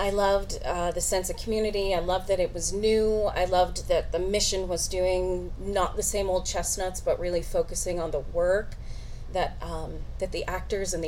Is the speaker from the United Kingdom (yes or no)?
no; Canada; I'm a Canadian, grew up in Canada.